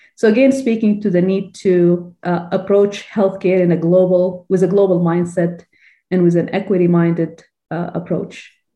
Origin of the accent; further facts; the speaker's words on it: Sudan; moved away as an adult; also born or lived in Illinois, United States / Texas, United States; now in United States; I'm originally from Sudan, I graduated from University of Khartoum.